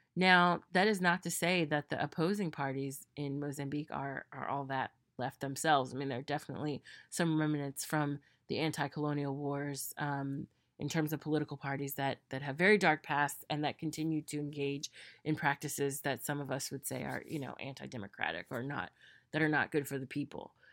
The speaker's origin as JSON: {"language": "English", "country": "United States", "said": "myself as an American"}